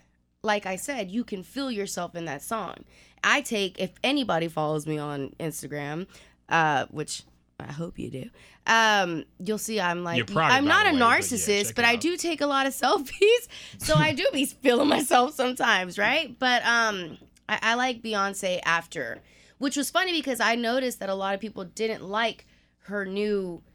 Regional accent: Houston, Texas, United States; also born or lived in Pasadena; I'm from Houston, born and raised... I was actually born in Pasadena, but raised in A-Leaf. So SWAT, shout out to SWAT. I am a product of Cook Road.

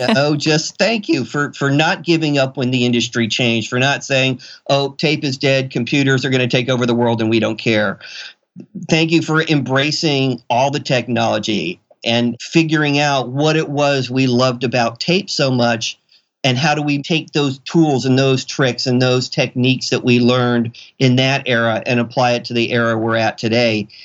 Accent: Florida, United States; moved away as an adult; now in Seattle, United States; I came from Florida, and, and to say the least, where I was from was not the technological mecca of the world

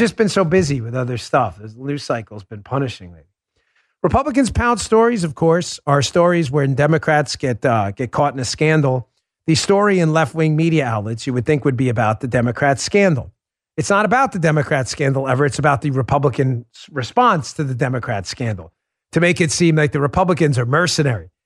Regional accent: United States; I'm an American

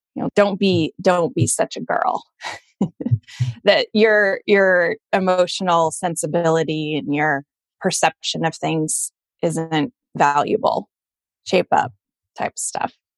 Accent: Colorado, United States; moved away as an adult; also born or lived in Boston; I grew up in Colorado in a pretty white bread suburban town

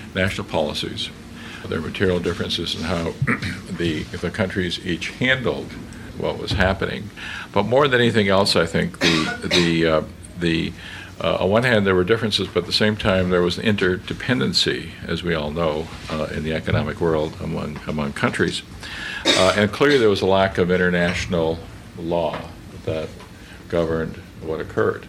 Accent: Canada; as a Canadian

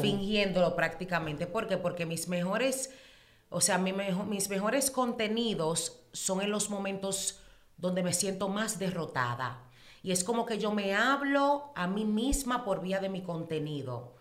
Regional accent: New York City, New York, United States; also born or lived in Dominican Republic; me crié en Nueva York, pero soy dominicana, de pura cepa hasta la tambora

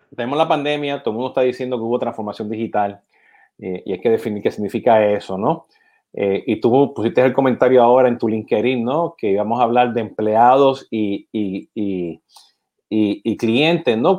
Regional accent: Puerto Rico; siendo puertorriqueño

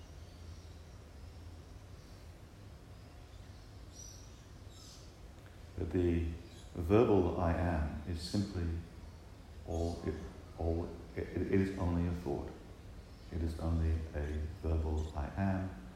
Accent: Manchester, North West England, United Kingdom; I was born in England, I grew up in Manchester.

